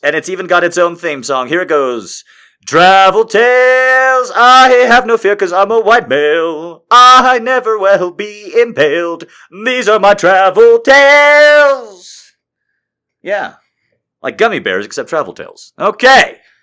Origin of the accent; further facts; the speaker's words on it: Albuquerque, New Mexico, United States; I'm from Albuquerque.